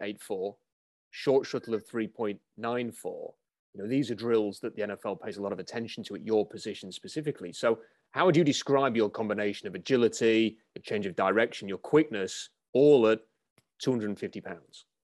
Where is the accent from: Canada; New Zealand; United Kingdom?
United Kingdom; someone who's from the U K